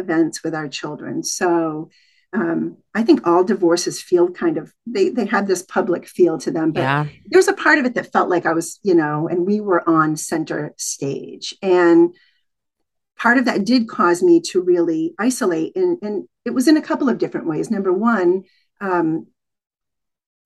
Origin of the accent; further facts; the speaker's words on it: New England, United States; I grew up in New England